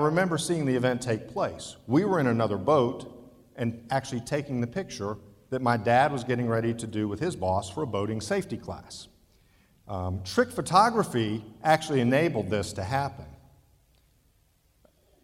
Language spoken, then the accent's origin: English; Ohio, United States; growing up in Ohio near the lake, we spent many weekends on the lake